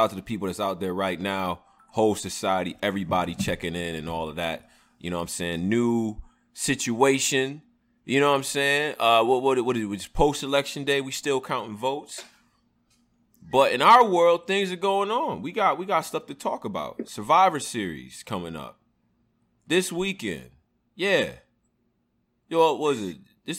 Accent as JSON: {"language": "English", "region": "Maryland", "country": "United States", "said": "I'm from Merlin. That's a fact. Merlin."}